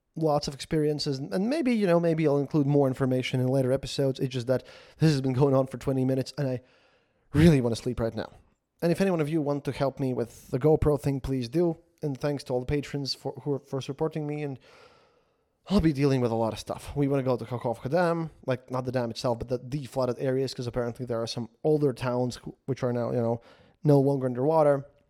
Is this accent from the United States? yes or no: no; Latvia; I'm from Latvia